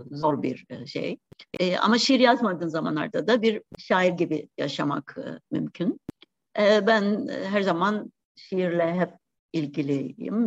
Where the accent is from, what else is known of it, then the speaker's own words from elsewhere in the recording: Cyprus; Kıbrıs'ta yaşananları e, küçük çok küçük yaşta bunları yaşadım yani 63 ve 74'ü.